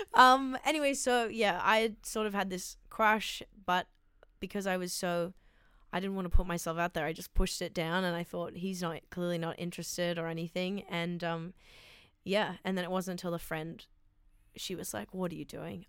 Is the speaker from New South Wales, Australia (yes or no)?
yes; Sydney, New South Wales, Australia; I grew up in Sydney in, um, s, a pla, in Strathfield